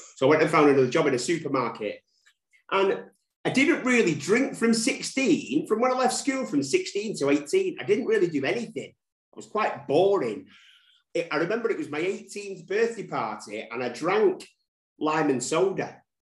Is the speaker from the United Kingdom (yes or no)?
yes; Manchester, North West England, United Kingdom; That's where I'm from. Um, uh, born and raised in Manchester. Never left Manchester